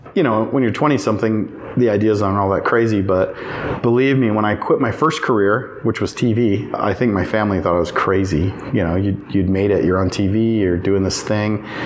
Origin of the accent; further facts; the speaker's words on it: Riverton, Wyoming, United States; moved away as an adult; back in my hometown of Riverton